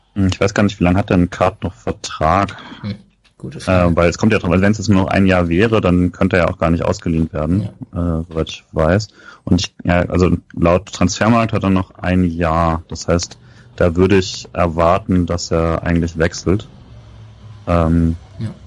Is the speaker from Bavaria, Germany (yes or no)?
no; Rhineland-Palatinate, Germany; wo ich groß geworden bin, war ja auch Südpfalz